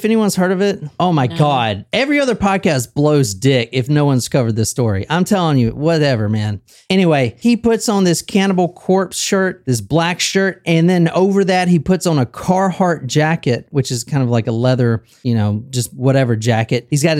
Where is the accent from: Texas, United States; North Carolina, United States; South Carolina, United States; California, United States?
South Carolina, United States; Easley; Like a fucking redneck. Like, I'm from Easley, South Carolina.